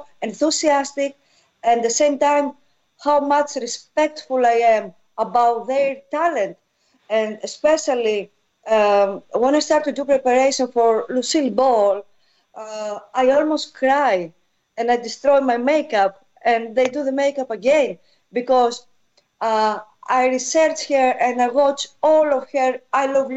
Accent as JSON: {"language": "English", "region": "Eastern Macedonia and Thrace", "country": "Greece", "tie": "born or raised there", "second_language": "English", "moved": "yes", "said": "I grew up there in North Greece"}